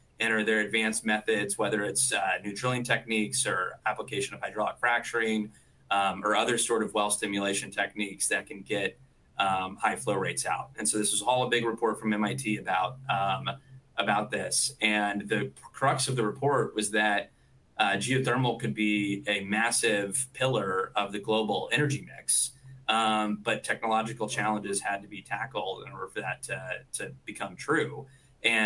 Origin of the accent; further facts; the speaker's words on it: near Waco, Texas, United States; now in Houston, United States; I grew up near Waco and actually went to the same high school as Pat Green